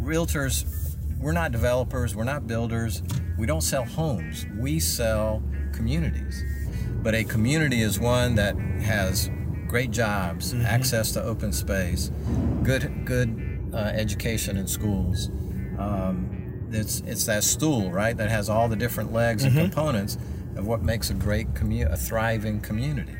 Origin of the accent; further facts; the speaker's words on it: Florence, South Carolina, United States; Florence, my hometown.